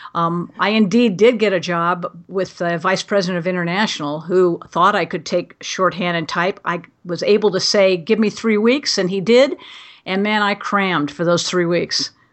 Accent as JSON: {"language": "English", "town": "Glendale", "region": "California", "country": "United States", "tie": "born or raised there", "said": "I was born and raised in Glendale, actually the same house that my great-grandfather had built."}